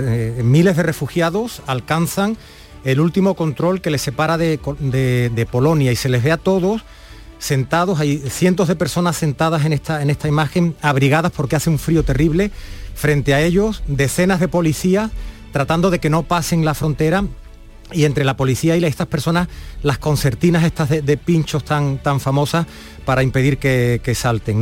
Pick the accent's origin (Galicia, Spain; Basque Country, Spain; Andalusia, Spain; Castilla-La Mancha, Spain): Andalusia, Spain; le trasladamos nuestro orgullo como andaluces